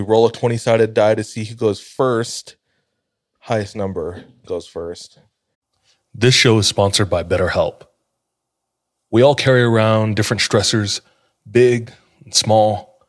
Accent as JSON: {"language": "English", "region": "Southwest", "country": "United States", "said": "True. No, I'm from the Southwest. Do you remember that?"}